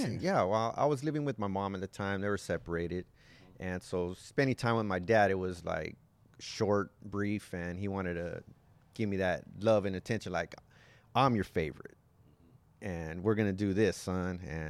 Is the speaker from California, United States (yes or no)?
yes; Los Angeles, California, United States; now in Whittier, United States; From East L.A.